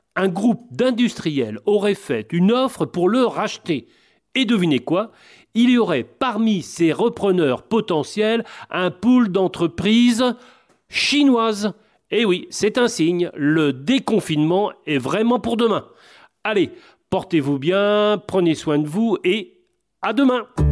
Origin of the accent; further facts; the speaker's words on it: Normandy, France; Chez nous, en Normandie